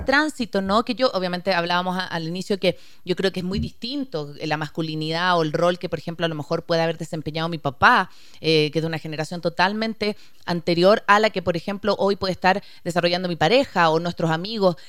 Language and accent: Spanish; Chile; soy chilena